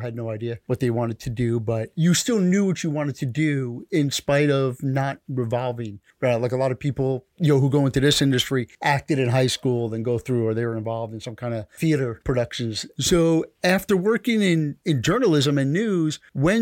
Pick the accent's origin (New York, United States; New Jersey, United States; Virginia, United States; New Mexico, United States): New York, United States; now in Miami, United States; I grew up in New York, and there was WPIX, Channel 11, WWOR, Channel 9